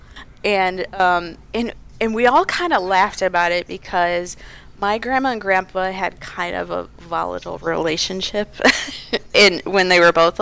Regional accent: Detroit, Michigan, United States; I grew up in the Detroit area

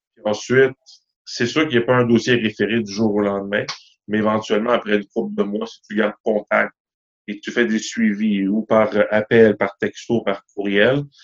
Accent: Montreal, Quebec, Canada; Moi, j'ai grandi à Ville d'Anjou, dans l'est de la ville

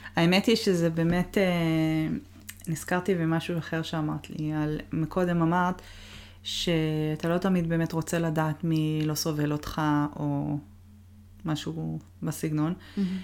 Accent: Israel; moved away as an adult; also born or lived in Boston, United States / Seattle, United States / Toronto, Canada; now in United States

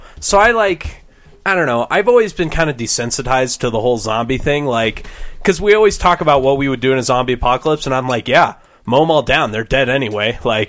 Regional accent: Nebraska, United States; I'm from Nebraska.

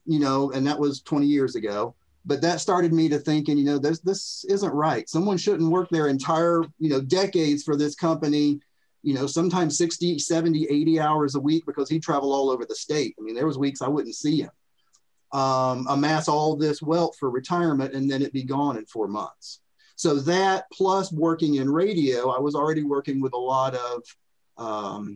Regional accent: Florida, United States; moved away as an adult; now in Tennessee, United States; I'm from Florida

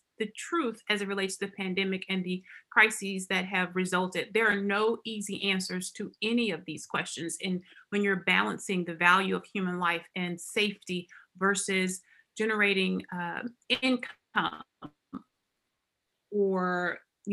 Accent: Alabama, United States; moved away as an adult; now in Arkansas, United States; I am actually an Alabama girl. I grew up in Alabama.

